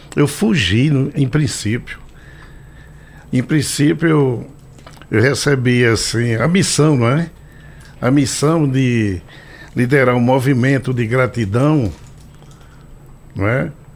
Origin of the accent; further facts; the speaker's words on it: Recife, Pernambuco, Brazil; Sou pernambucano, recifense, com muito orgulho, é nordestino